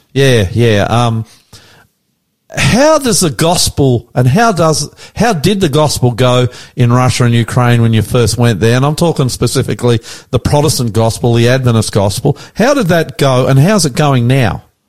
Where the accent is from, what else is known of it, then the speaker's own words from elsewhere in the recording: Sydney, New South Wales, Australia; we're from the West. Hunter, you and me, we're boys from the West, born in the West